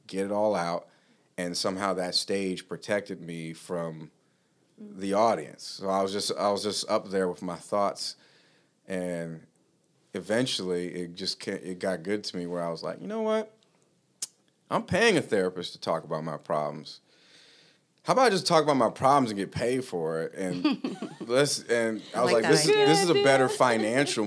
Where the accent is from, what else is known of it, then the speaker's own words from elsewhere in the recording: Los Angeles, California, United States; moved away as an adult; also born or lived in Utah; now in Plymouth, United States; I grew up in Los Angeles